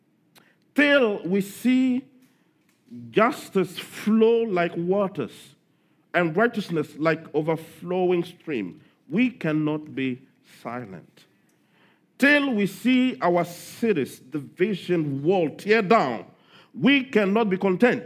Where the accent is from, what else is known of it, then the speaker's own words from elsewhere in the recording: Togo; my home country